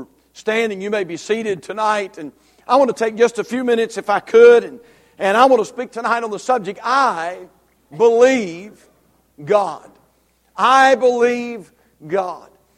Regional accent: Union Grove, North Carolina, United States; we're from Union Grove

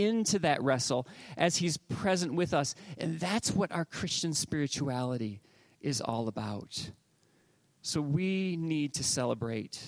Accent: Northwest Ohio, United States; growing up in Northwest Ohio, it was all things sports

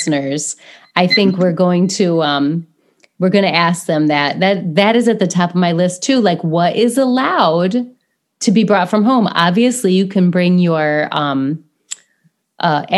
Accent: United States; we're so American

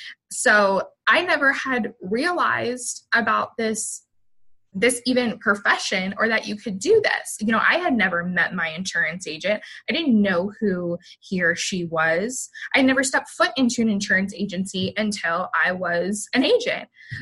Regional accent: the South, United States; And I'm originally from the South.

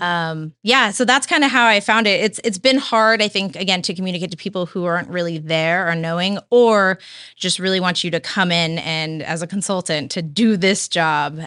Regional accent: Santa Cruz, California, United States; also born or lived in Chico, California; I, I grew up in Santa Cruz, California

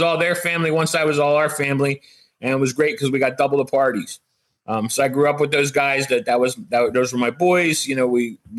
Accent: Philadelphia, Pennsylvania, United States; Now, I'm from the Philadelphia area.

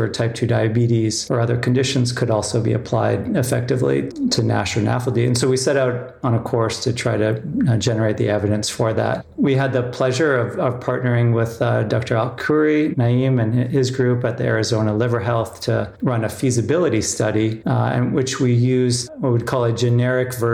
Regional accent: Canada; also born or lived in South Africa / San Francisco; I was born in the Southern Hemisphere in South Africa. I grew up in Canada.

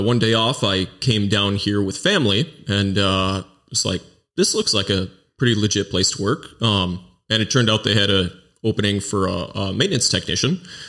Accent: Mount Horeb, Wisconsin, United States; Yeah, I grew up in Mount Horeb, which is a stone's throw away for most of my life. I spent a short time in the southwest corner of Wisconsin and a summer in Colorado, but I've been in Wisconsin for my life

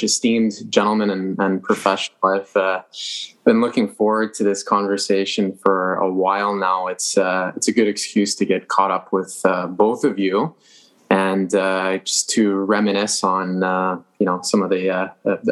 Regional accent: Montreal, Quebec, Canada; I grew up in Montreal, in the west side of the city in Dorval

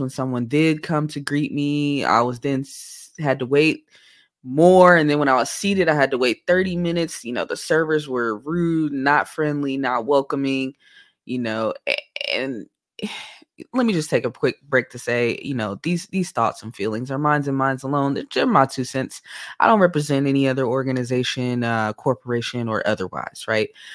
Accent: Oakland, California, United States; moved away

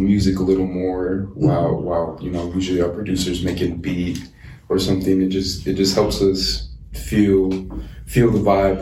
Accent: Texas, United States; now in Washington, United States; I'm from Texas

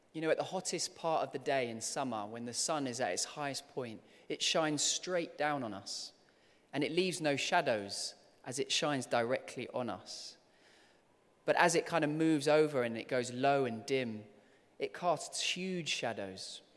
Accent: London, United Kingdom; as a kid, I loved growing up here in London, and I loved, um, being here as a child.

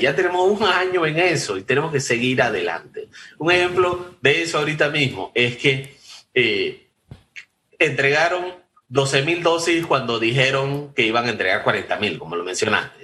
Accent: Panama

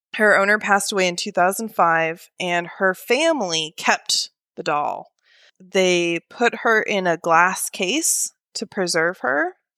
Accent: Oregon, United States; moved away as an adult; now in Alabama, United States; initially born and raised in Oregon

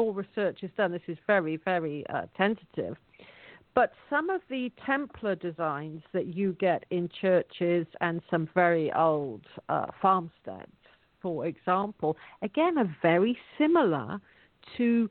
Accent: England, United Kingdom; In my hometown, you can't buy anything with cash at the moment.

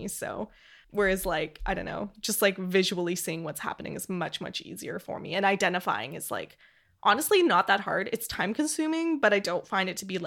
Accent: Edmonton, Alberta, Canada; Edmonton, Alberta, Canada, which is the city, my hometown.

